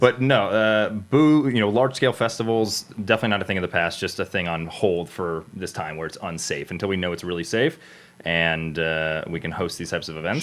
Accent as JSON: {"language": "English", "region": "South Florida", "country": "United States", "tie": "born or raised there", "also_born_or_lived": "Cleveland, Ohio / New York City / Los Angeles", "moved": "yes", "said": "I'm born and raised in South Florida, then moved to middle of nowhere Cleveland, Ohio"}